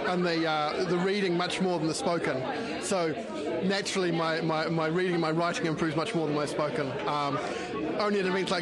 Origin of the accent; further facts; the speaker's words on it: Upper Hutt, Wellington, New Zealand; also born or lived in United Kingdom; I'm a Kiwi. I was born and raised in Upper Hutt